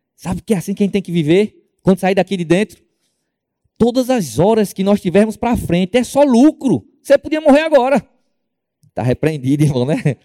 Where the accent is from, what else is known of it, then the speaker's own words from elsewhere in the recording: Northeast Region, Brazil; moved away as an adult; nós somos do Nordeste